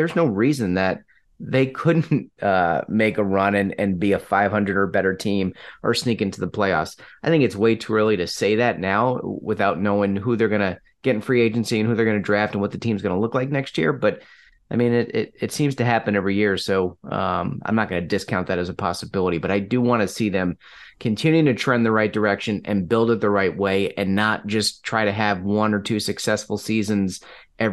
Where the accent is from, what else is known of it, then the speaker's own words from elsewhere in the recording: New York, United States; growing up in New York